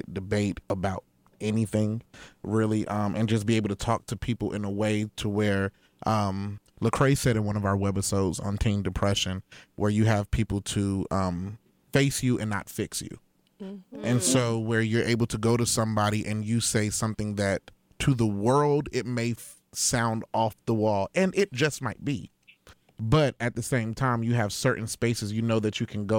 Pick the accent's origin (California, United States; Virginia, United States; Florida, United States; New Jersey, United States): New Jersey, United States; Passaic; I'm from Passaic